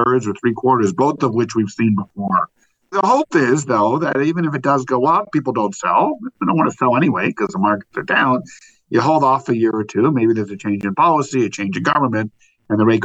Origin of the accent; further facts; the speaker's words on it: Toronto, Ontario, Canada; Being from Toronto